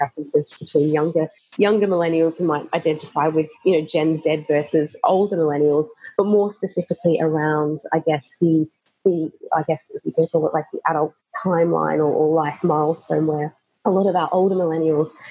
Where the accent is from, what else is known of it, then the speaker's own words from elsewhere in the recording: Australia; moved away as an adult; now in London, United Kingdom; I'm currently living in London, Australian born.